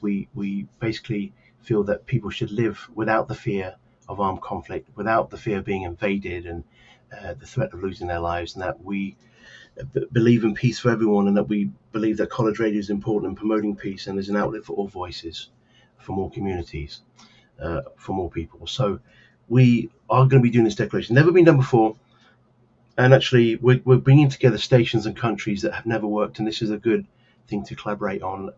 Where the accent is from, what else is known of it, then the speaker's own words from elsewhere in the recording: Donetsk, Donetsk Oblast, Ukraine; now in Kharkiv, Ukraine; I live and study in Kharkiv, but actually I'm from Donetsk